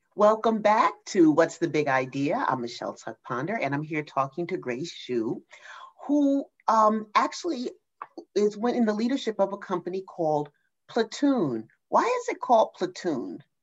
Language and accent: English; New Jersey, United States; I'm from New Jersey